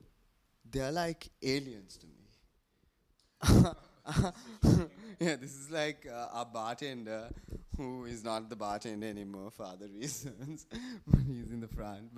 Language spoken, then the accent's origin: English; Galle, Southern Province, Sri Lanka; also born or lived in Colombo; I love Galle because it's my hometown